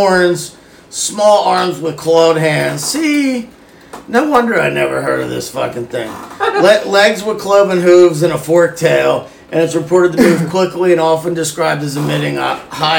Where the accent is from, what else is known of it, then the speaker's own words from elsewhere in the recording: Canada; us Canadians.